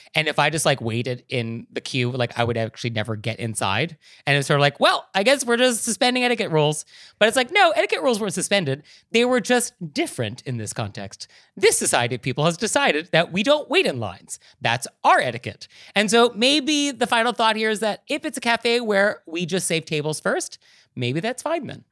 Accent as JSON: {"language": "English", "region": "California", "country": "United States", "said": "I'm a Californian."}